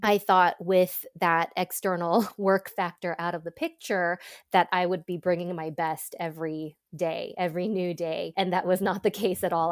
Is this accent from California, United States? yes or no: yes; Los Angeles, California, United States; moved away as an adult; also born or lived in Boston / Ann Arbor, Michigan; now in Seattle, United States; I was born in Boston, grew up in Southern California, in suburb of L